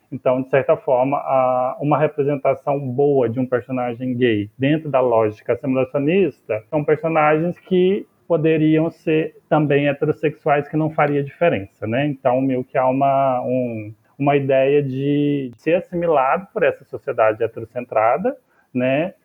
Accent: Catalão, Goiás, Brazil; moved away; lá da região de lá de Catalão, onde eu nasci e onde eu vivi

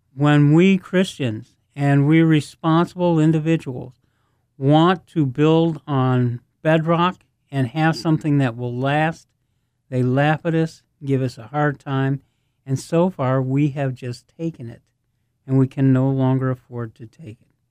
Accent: United States; I'm an American

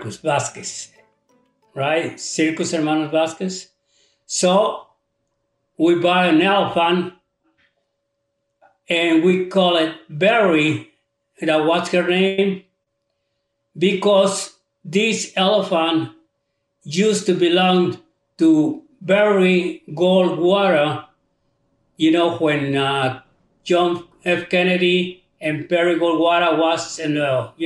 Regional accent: Veracruz, Mexico; now in United States; I was born in Veracruz, Mexico. I come to the United States in 1956.

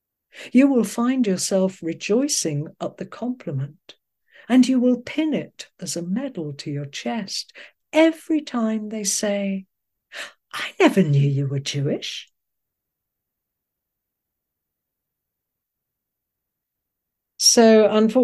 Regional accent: just outside Liverpool, North West England, United Kingdom; moved away as an adult; I grew up just outside Liverpool

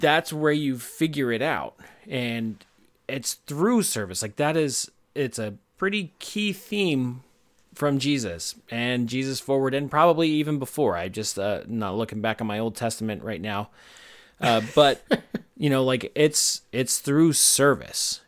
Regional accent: United States; We're Americans

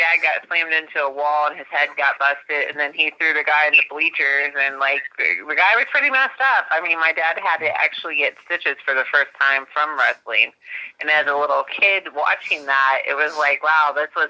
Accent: Ohio, United States

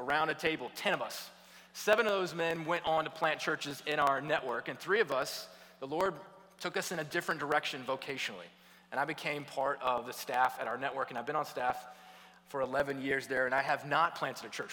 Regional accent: Atlanta, Georgia, United States; moved away as an adult; also born or lived in Louisville, Kentucky; I grew up in Atlanta, Georgia

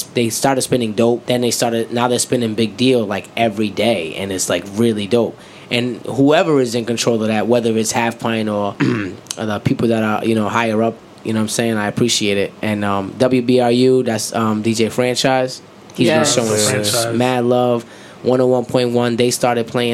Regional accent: Rhode Island, United States; also born or lived in Atlanta; I'm from Rhode Island

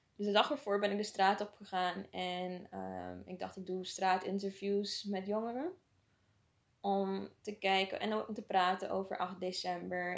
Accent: Suriname; moved away as an adult; now in Netherlands; ik ben in Suriname opgegroeid

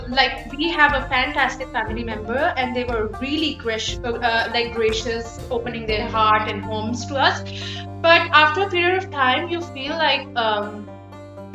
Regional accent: Lahore, Punjab, Pakistan; English is a second language; moved away as an adult; also born or lived in United Kingdom; now in Canada; we were a colony and even though my first language isn't English

